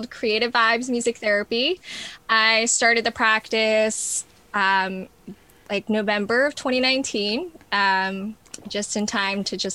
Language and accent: English; New York, United States; also born or lived in New Orleans / Texas / Arizona / New Mexico; Well, I've lived in New Orleans, Texas. I'm originally from New York. Um, where else have I lived? Um, Arizona, New Mexico.